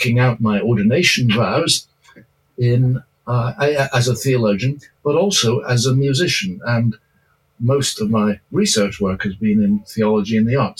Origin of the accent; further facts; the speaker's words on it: Edinburgh, Scotland, United Kingdom; I was brought up in Edinburgh, Scotland